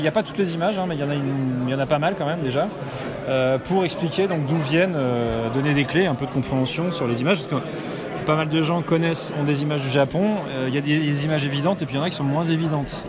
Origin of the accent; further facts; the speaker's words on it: Nantes, Pays de la Loire, France; je suis nantais